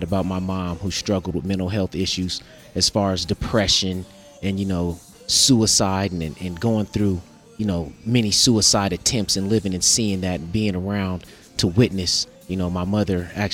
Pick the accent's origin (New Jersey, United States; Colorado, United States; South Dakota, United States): Colorado, United States; Denver; I grew up in Colorado, Denver